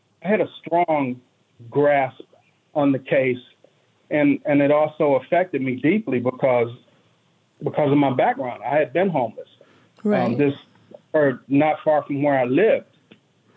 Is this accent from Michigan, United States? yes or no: yes; Detroit, Michigan, United States; moved away; I grew up in Detroit, a really, really rough area of the city